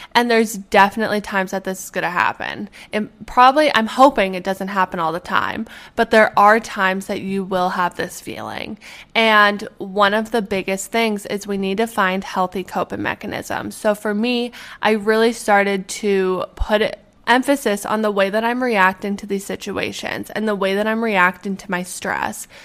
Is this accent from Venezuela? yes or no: no; Edmonton, Alberta, Canada; born or raised there; moved away